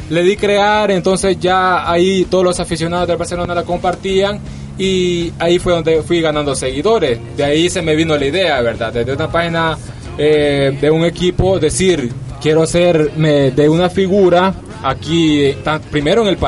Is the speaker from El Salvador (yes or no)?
yes; El Salvador; Así me identifico yo, …, porque soy salvadoreño, ya muchos lo saben ahí.